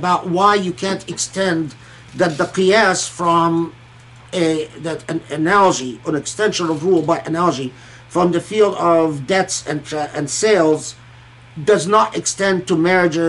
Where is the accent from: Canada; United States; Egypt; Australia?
Egypt; moved away; also born or lived in Kuwait; I grew up in Egypt and Kuwait